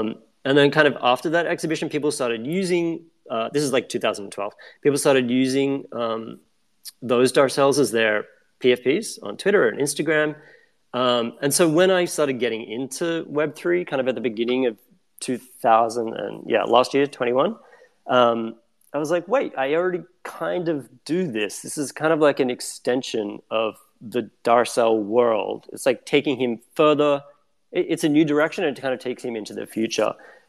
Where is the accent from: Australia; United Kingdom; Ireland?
Australia; now in New York, United States; Back in 2008, I moved to New York in 2007. And when I moved here, I'm still based in New York now, I came from Australia.